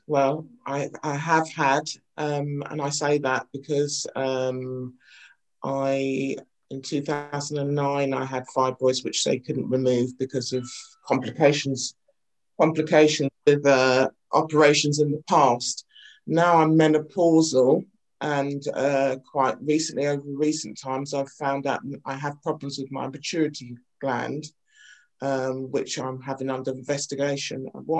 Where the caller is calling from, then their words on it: London, United Kingdom; I'm coming in from Northwest London.